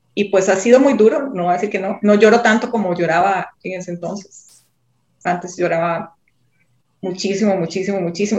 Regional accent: Costa Rica; yo soy de Costa Rica

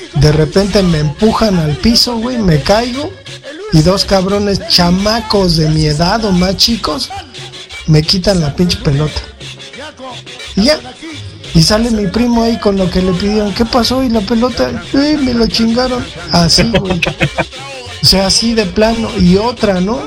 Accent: Mexico City, Mexico; yo crecí en la Valle Gómez

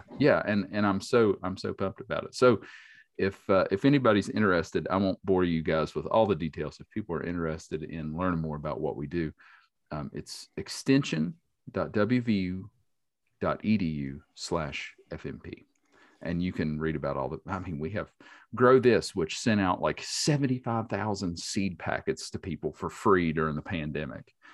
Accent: Boone County, West Virginia, United States; I grew up in Boone County. I grew up in a rural

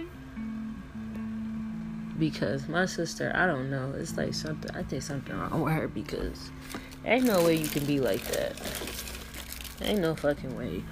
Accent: Michigan, United States; I'm from Michigan

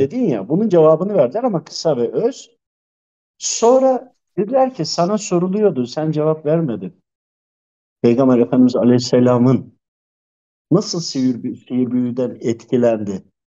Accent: Tokat, Turkey; ben de Tokatlıyım hemşerim de.

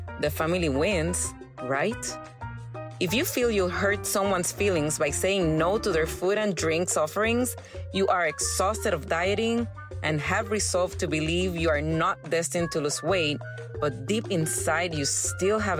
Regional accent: Puerto Rico; moved away as an adult; now in Texas, United States; I was born and raised in Puerto Rico

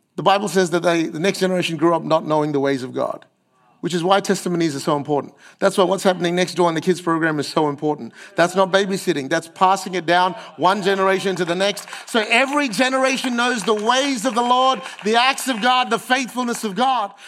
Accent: Australia; I'm too Aussie to be Asian and I'm too Asian to be Aussie

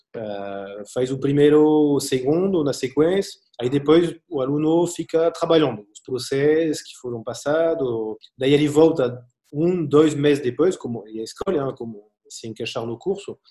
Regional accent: Angers, Pays de la Loire, France; Portuguese is a second language; moved away as an adult; now in Brazil

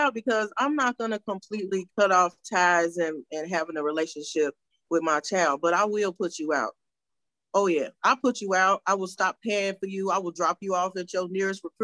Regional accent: Chicago, Illinois, United States; I'm from Chi-Town

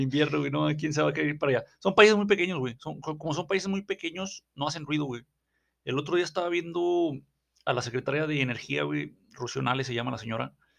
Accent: Mexico

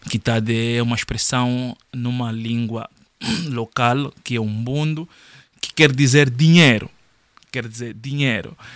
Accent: Luanda, Luanda Province, Angola; also born or lived in Cabinda, Angola / Benguela, Angola; now in France; Eu vivi em Cabinda, onde nasci por um determinado tempo. Depois me mudei para Luanda, que é a capital, onde eu cresci toda a minha vida. E depois fui vagueando pelas outras cidades, que é Benguela, onde eu vivi cinco anos a fazer o meu liceu.

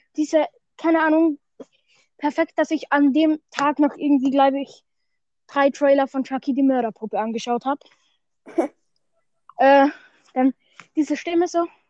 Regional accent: Austria; bei uns in Österreich

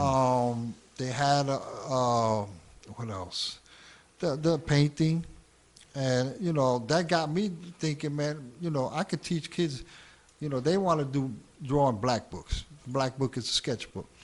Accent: New York City, New York, United States; also born or lived in Hell's Kitchen, New York City / Queensbridge, Queens; I was born in Hell's Kitchen till the age of five. At the age of five, I moved up to um, Spanish Harlem, 115 in Madison, and that's where it was all, you know, that's where it all began.

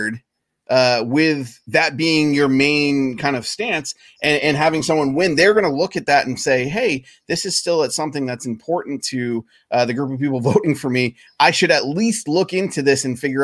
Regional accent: Maine, United States; moved away; I grew up in Maine, so I have friends and family in Maine

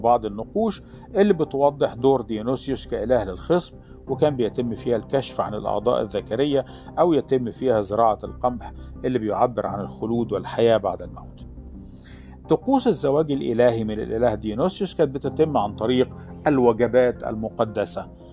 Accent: Alexandria Governorate, Egypt; عندنا في الإسكندرية

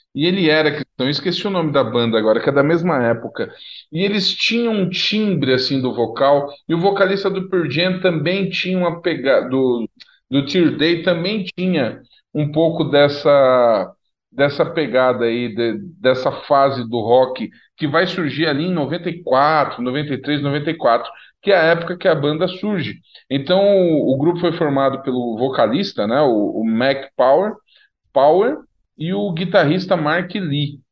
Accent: São Paulo, Brazil; eu cresci, e no bairro que eu cresci em São Paulo

